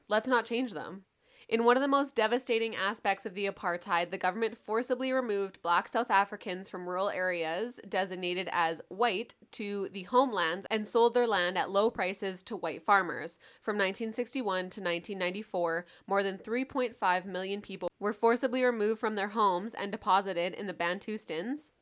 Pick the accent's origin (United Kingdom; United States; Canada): Canada; also born or lived in Calgary (Mohkinstsis), Alberta; we are from Canada